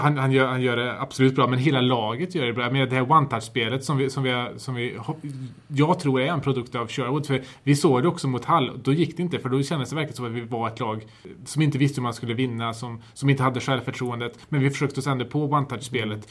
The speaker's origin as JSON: {"language": "Swedish", "region": "Värmland", "country": "Sweden", "said": "mitt värmländska hjärta"}